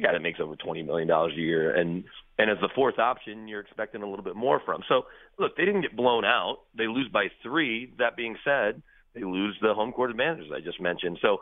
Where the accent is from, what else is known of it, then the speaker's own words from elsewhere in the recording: Dallas, Texas, United States; now in Denver, United States; I grew up in Dallas, and the Stars got there when I was in 9th grade